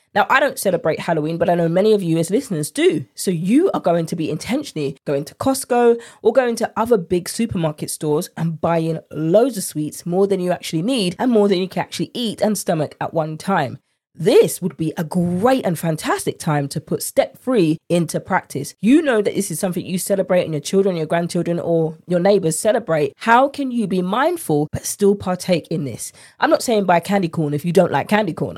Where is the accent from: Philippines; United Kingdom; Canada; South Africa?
United Kingdom; accent: British; my British accent